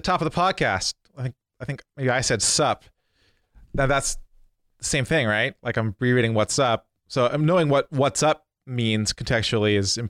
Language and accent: English; United Kingdom; I'm fucking British.